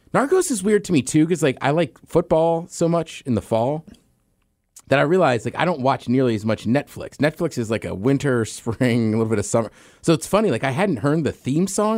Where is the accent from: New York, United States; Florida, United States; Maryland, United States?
Maryland, United States; around DC and Baltimore; There's where I grew up, around D C and Baltimore